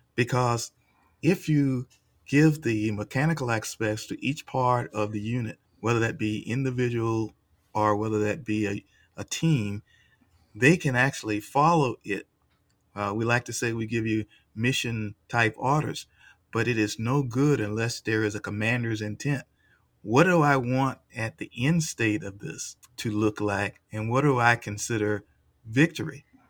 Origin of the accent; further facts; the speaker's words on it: United States; did not recognize me as an American